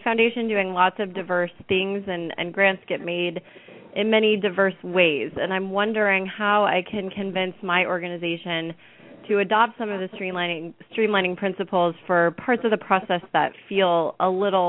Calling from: Los Angeles, California, United States; I'm calling from Los Angeles.

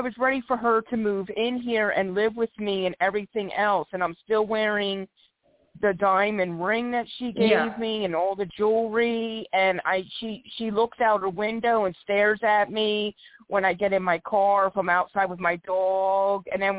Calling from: Philadelphia, Pennsylvania, United States; I'm calling from Philadelphia, PA.

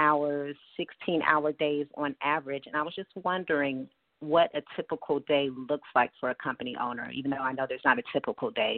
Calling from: Decatur, Georgia, United States; I'm calling from Decatur, Georgia.

